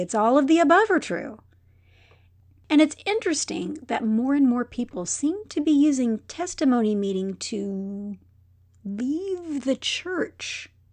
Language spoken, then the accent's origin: English; Texas, United States; I'm from Texas